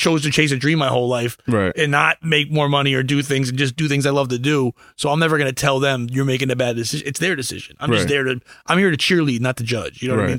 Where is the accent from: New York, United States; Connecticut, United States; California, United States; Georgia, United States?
Connecticut, United States; she's been living here since I was born. So like 40 years in Connecticut, cold Connecticut.